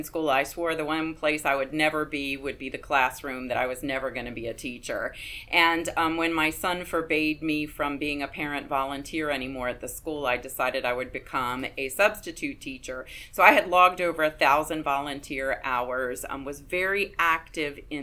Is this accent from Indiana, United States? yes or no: no; Baltimore, Maryland, United States; also born or lived in Carroll County, Maryland / Frederick County, Maryland; I'm a Maryland girl. I was born in Baltimore many years ago and lived in Baltimore County until my parents moved to Carroll County, moved the family there just before I started high school